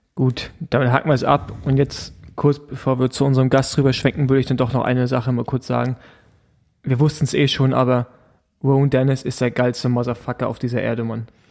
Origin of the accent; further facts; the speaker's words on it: East Germany, Germany; ich Ossi bin